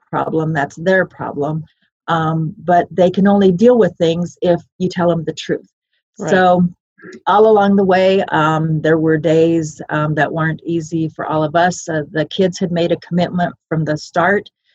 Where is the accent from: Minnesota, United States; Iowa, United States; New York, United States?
Iowa, United States; moved away; also born or lived in Colorado; it started in Iowa. My parents adopted me July 3rd.